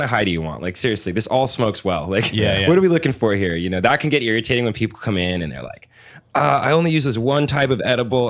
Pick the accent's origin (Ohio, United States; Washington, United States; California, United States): Washington, United States; Seattle; also born or lived in San Francisco / Los Angeles; I was born in San Francisco and raised in LA and Seattle, but I far prefer Seattle.